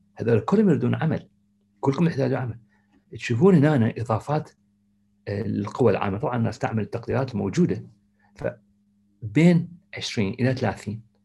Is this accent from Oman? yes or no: no; Iraq; moved away; احنا آه، كعراقيين